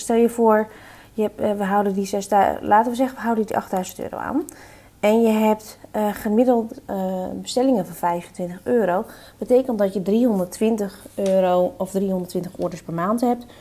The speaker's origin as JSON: {"language": "Dutch", "country": "Netherlands", "said": "wij zijn Nederlanders, wij zijn nuchtere Nederlanders"}